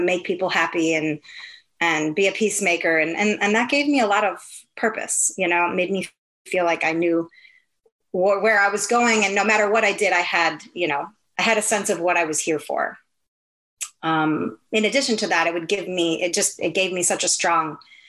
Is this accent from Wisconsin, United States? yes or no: yes; Milwaukee, Wisconsin, United States; moved away as an adult; also born or lived in Minneapolis / Orlando; I'm from Milwaukee, Wisconsin, which is the dairy state